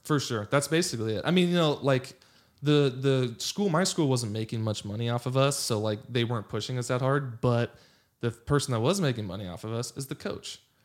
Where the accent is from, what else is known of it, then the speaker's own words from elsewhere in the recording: Los Angeles, California, United States; also born or lived in Pasadena / Santa Barbara / Virginia; I grew up in Los Angeles.